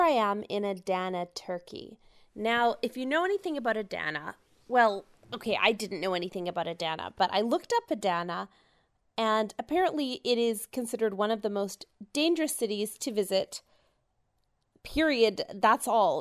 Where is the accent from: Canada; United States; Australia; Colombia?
Canada; I'm from Canada and I came.